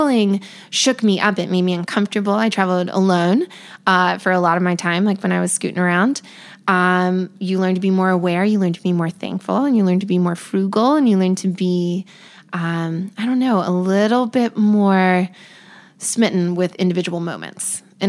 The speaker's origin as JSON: {"language": "English", "region": "North Carolina", "country": "United States", "tie": "born or raised there", "also_born_or_lived": "Hawaii / District of Columbia, United States / Belgium", "said": "So I had a home with my mom. My parents weren't together, but so I grew up in North Carolina, I would say, but I was lucky enough to move to Hawaii and DC and Belgium"}